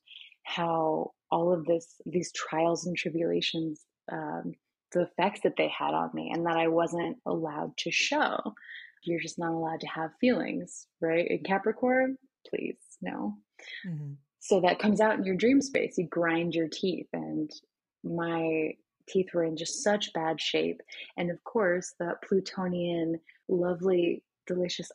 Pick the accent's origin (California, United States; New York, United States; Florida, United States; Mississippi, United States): Florida, United States; the area that I grew up in Florida